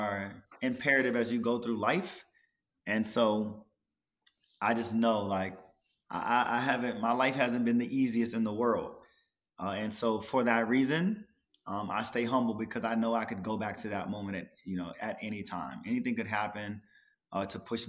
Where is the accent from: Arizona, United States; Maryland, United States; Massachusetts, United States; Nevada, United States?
Maryland, United States; moved away; also born or lived in Los Angeles; I'm from Maryland